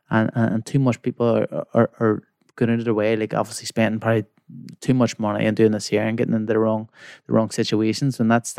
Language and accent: English; Belfast, Northern Ireland, United Kingdom; See, so obviously I'm from West Belfast. It's one of the most poverty stricken places in Belfast